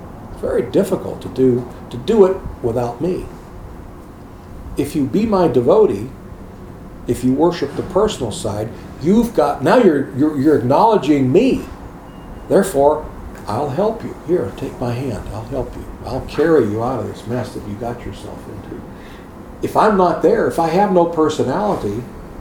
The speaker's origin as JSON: {"language": "English", "country": "United States", "said": "in America, we're conditioned to drive on the right side of the road"}